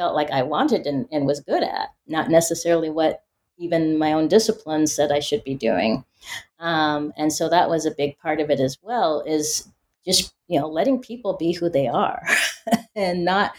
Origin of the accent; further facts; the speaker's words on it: Pacific Northwest, United States; You know, growing up in the Pacific Northwest, people assume when you're Black, oh, you grew up in the South or in the inner city or you're urban.